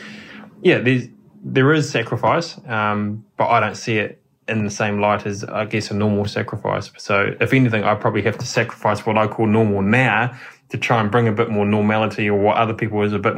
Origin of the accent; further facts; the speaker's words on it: New Zealand; It's you, as a Kiwi driver, you just cannot be in a WRC.